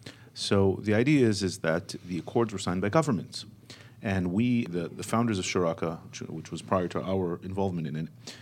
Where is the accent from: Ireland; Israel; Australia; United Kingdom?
Israel